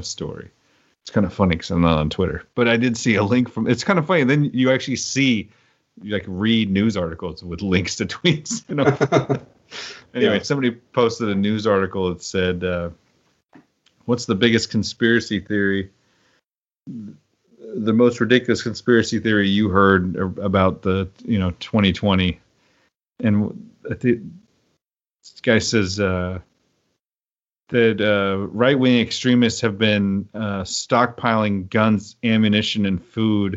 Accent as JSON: {"language": "English", "region": "Oklahoma", "country": "United States", "tie": "born or raised there", "moved": "yes", "lives_now": "Pacific Northwest, United States", "said": "I grew up in Oklahoma where it rarely snowed"}